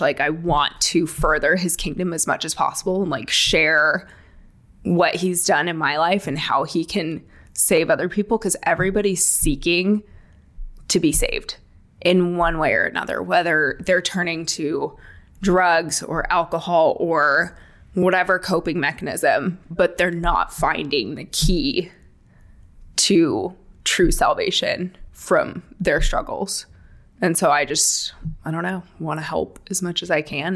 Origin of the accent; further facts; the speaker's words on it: Palm Springs, California, United States; moved away; I am originally from the Palm Springs area, California. So basically, moved one desert to the other.